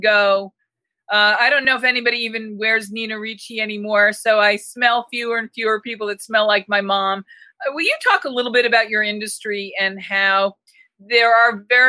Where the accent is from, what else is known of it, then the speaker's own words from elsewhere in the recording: New England, United States; moved away; I'm originally from New England